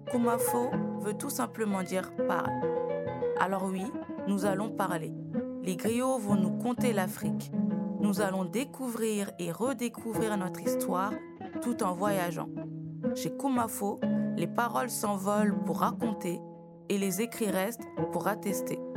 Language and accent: French; Sandoukouank, Upper River, Gambia; born there; Bonjour, c'est votre griot … qui vient à nouveau vous enseigner une nouvelle histoire. Je suis né à Sandoukouank dans la province de Bassé en Gambie.